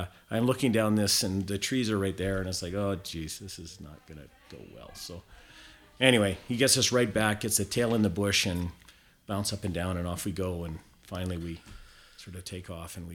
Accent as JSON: {"language": "English", "area": "South Okanagan", "region": "British Columbia", "country": "Canada", "tie": "born or raised there", "also_born_or_lived": "Prince George / Fort St. John", "moved": "as an adult", "said": "I grew up in the South Okanagan of British Columbia"}